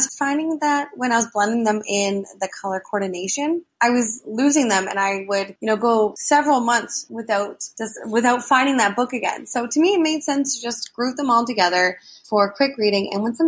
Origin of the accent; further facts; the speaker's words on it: Toronto, Ontario, Canada; Hi, Anne. … I'm from Toronto, Ontario, Canada.